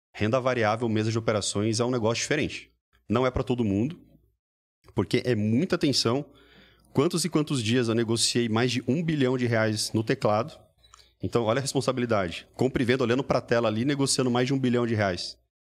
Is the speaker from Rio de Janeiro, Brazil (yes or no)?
no; Mogi Mirim, São Paulo, Brazil; moved away as an adult; also born or lived in New York; tudo começou lá na minha cidade natal